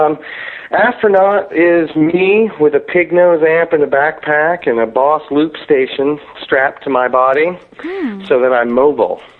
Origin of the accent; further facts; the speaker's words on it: Maine, United States; moved away as an adult; also born or lived in New Jersey / US West Coast; they moved me to Maine, and that's where I grew up